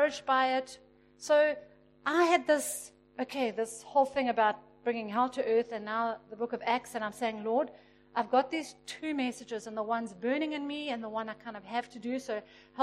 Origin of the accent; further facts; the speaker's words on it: Pietermaritzburg, KwaZulu-Natal, South Africa; I grew up in Pietermaritzburg